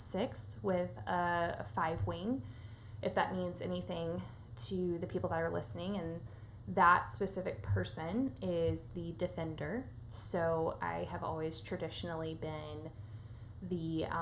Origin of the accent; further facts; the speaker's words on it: Nashville, Tennessee, United States; I was born and raised here in Nashville, Tennessee, and I live here now